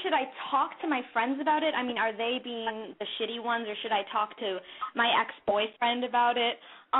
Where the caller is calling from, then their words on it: Los Angeles, California, United States; from Los Angeles, and I'm 17.